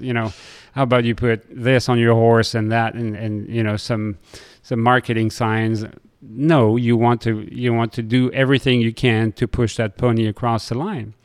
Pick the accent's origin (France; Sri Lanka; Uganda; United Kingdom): France; Lille, Hauts-de-France; moved away; I grew up in Lille next to Belgium